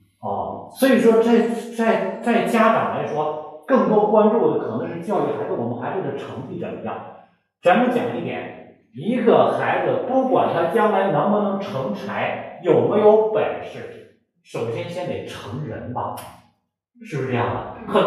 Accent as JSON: {"language": "Chinese", "country": "China", "said": "因为我们都是中国人"}